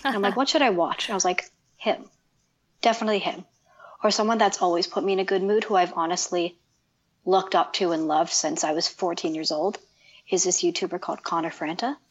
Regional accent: Toronto, Ontario, Canada; I'm from Canada, Toronto

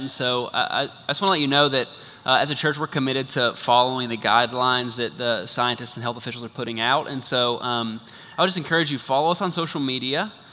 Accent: United States; naive American tourists

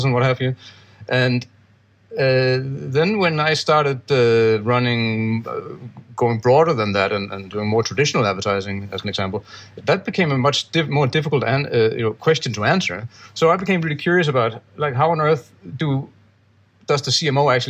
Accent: Denmark; now in Gibraltar; I'm from Denmark, but I live in Gibraltar

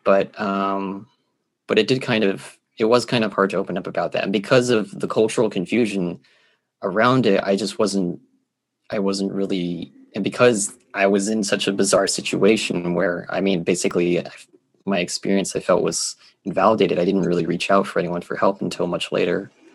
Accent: Geneva, Switzerland; moved away as an adult; now in United States; I am a Swiss American born in Geneva, Switzerland

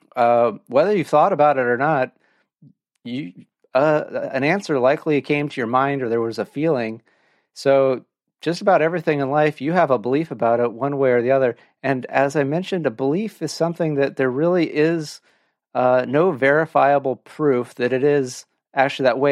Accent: Orange County, California, United States; moved away; I grew up in Orange County

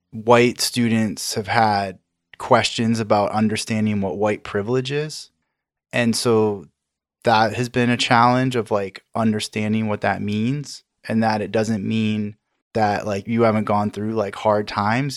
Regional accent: Maine, United States; I grew up in Maine and I grew up in a very white area

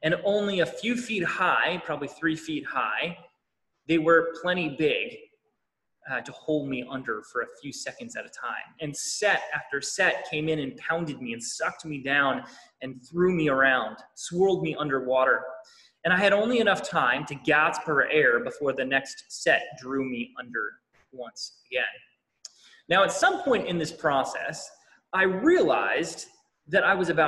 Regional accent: New Hampshire, United States; Growing up in New Hampshire

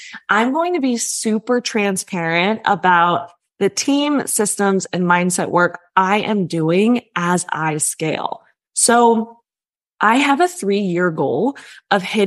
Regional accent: New York, United States

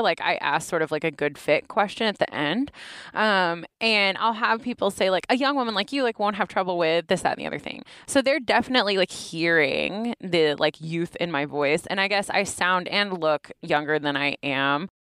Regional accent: Knoxville, Tennessee, United States; accent: Southern, urban Appalachian; now in Ann Arbor, United States; I'm from Knoxville. Knoxville from Tennessee, largest city in Appalachia

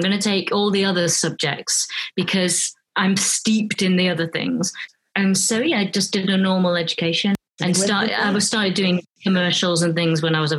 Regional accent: Cheadle Hulme, North West England, United Kingdom; accent: British; moved away as an adult; now in Canada; I'm from Cheshire originally, from a little place called Cheadlehume.

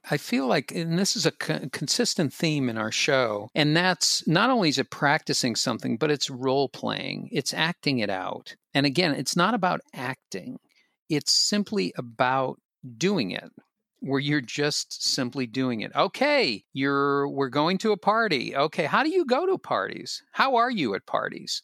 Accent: Boston, Massachusetts, United States; I'm from Boston

